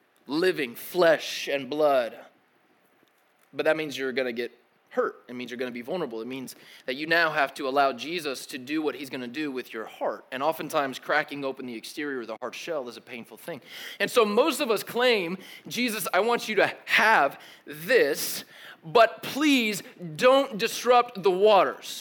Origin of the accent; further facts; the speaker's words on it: Tennessee, United States; also born or lived in Connecticut / Kentucky; I grew up in Tennessee and then moved to, yeah, represent, Rectangle State, and then moved to Kentucky for a few years and then came back to Tennessee to finish out middle school and high school.